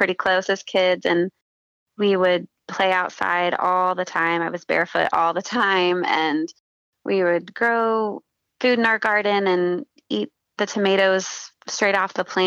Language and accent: English; Hilliard, Ohio, United States; also born or lived in Dayton, Ohio / Beavercreek, Ohio; I was born in Dayton, Ohio, and lived in Beaver Creek for the first maybe 5 years of my life. And then we moved back home to where my parents grew up and my grandparents grew up in Hilliard, Ohio